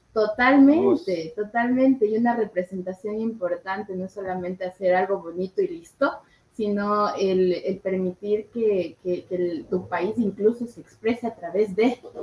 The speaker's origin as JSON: {"language": "Spanish", "country": "Ecuador", "said": "como ecuatorianos"}